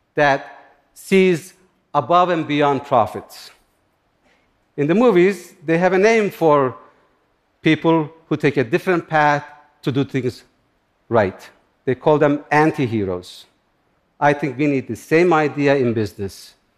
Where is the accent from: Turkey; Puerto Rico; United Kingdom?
Turkey; English is a second language; now in United States; I grew up in Turkey, in similar environment, near the Kurdish mountains.